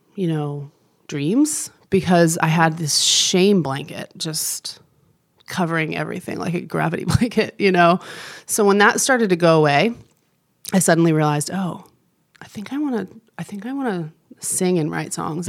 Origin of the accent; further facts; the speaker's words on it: New Jersey, United States; moved away as an adult; now in Nashville, United States; grew up in New Jersey, lived there till I was eighteen, so I was really born and raised in the Northeast